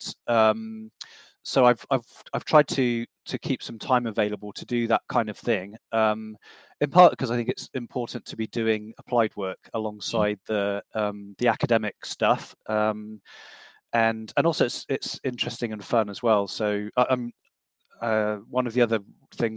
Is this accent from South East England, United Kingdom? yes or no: no; Loughborough, East Midlands, United Kingdom; moved away as an adult; also born or lived in United States; Loughborough was my hometown, so I didn't want to go back there